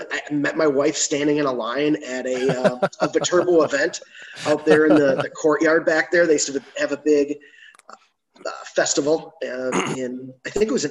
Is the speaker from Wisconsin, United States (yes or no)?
yes; Waukesha, Wisconsin, United States; I was back in Waukesha, Wisconsin is where I grew up. Lived there, you know, until I went off to college.